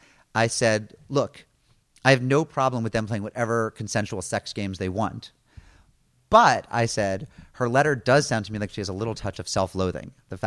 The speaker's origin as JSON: {"language": "English", "region": "East Coast", "country": "United States", "said": "I'm from the East Coast. I know nothing."}